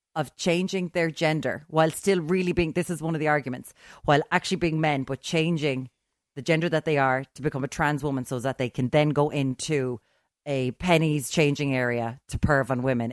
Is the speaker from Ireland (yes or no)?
yes; Ireland; I'm an Irish, I'm an Irish woman who grew up